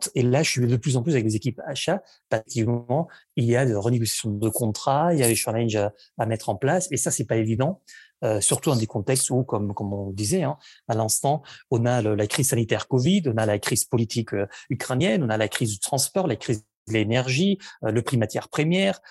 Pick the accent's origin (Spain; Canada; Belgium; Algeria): Spain; Barcelona, Catalonia; French is a second language; now in France; je suis né à Barcelone, où j'ai vécu pendant, pendant, pendant plusieurs années, en fait, où j'ai grandi